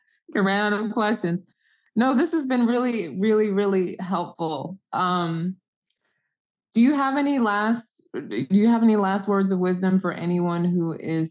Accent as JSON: {"language": "English", "country": "Nigeria", "also_born_or_lived": "Sierra Leone / South Africa", "said": "I'm Nigerian, and I spent a lot of time in different parts of Africa, Sierra Leone, Nigeria, South Africa"}